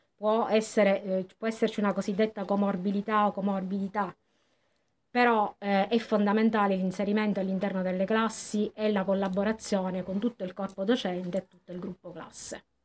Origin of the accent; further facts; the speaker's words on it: Acireale, Sicily, Italy; io sono di Acireale